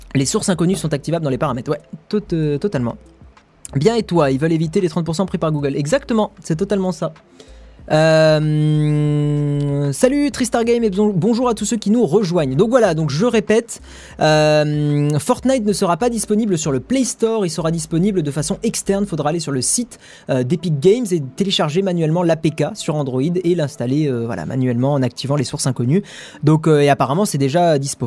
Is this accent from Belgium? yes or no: no; the South, southern France, France; moi je viens du Sud